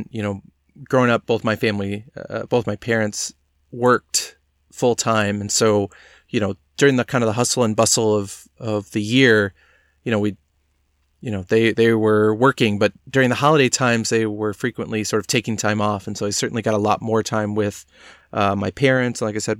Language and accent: English; Dallas, Texas, United States; There's parades to watch on TV, football, you know, especially growing up in Dallas. We were always watching the Dallas Cowboys on Thanksgiving Day.